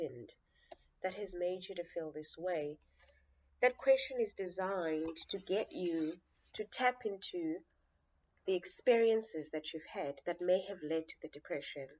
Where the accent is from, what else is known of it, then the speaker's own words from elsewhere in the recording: Cape Town, Western Cape, South Africa; born and raised in the Nyanga Township in Cape Town